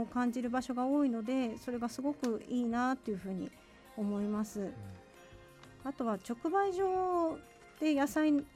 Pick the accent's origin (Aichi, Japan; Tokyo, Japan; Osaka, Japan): Tokyo, Japan; also born or lived in Niigata, Niigata Prefecture; 小学生の頃に転勤で東京に移りましたので、はい、それ以来ずっと東京に住んでます